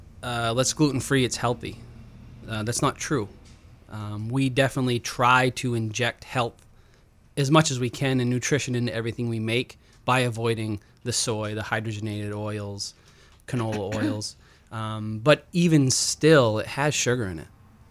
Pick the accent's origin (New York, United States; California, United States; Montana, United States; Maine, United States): Maine, United States; Rumford; Yeah, well, actually, I'm from Rumford originally.